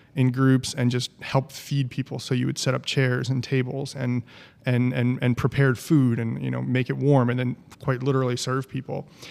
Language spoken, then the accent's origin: English; New Jersey, United States; moved away; also born or lived in Knoxville, Tennessee; I'm from New Jersey